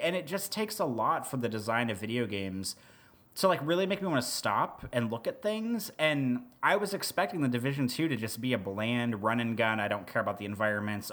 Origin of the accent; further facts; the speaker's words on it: Midwest, United States; I'm from the Midwest